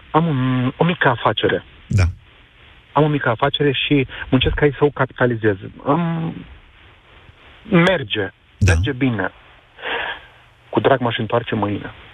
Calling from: London, United Kingdom; Bună ziua, vă sunt din Londra.

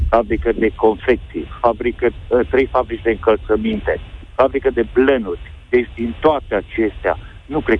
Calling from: Oradea, Bihor County, Romania; Bine v-am găsit, sunt din Oradea.

